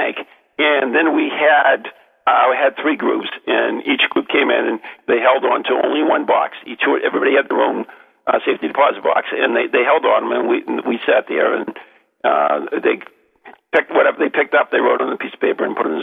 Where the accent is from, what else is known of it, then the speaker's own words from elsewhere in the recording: Lowell, Massachusetts, United States; I was born in Lowell, Massachusetts